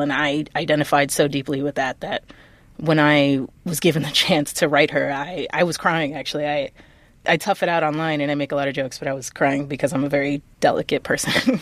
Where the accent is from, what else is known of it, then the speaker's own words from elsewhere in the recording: New York City, New York, United States; I grew up in the Lower East Side during the eighties and nineties